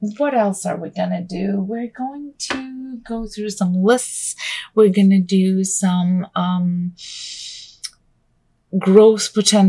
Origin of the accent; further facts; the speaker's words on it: Canada; also born or lived in Vancouver; I am Canadian. I live just outside of Vancouver